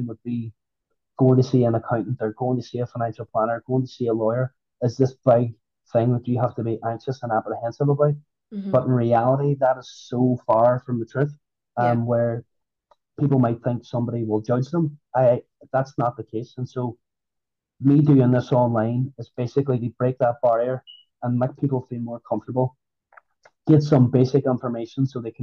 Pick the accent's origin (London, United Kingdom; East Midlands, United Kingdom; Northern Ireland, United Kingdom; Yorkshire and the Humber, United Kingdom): Northern Ireland, United Kingdom; I'm from Northern Ireland.